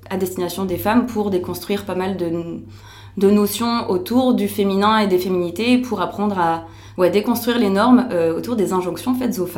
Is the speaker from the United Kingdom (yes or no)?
no; France; now in Belgium; j'ai 28 ans, je vais avoir 29 ans cette année. et du coup, ben, je suis française, mais j'habite en Belgique maintenant.